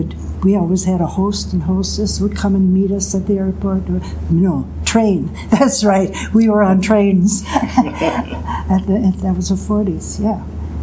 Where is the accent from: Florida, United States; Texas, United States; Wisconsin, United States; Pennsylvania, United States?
Wisconsin, United States; Sheboygan; I'm in Sheboygan.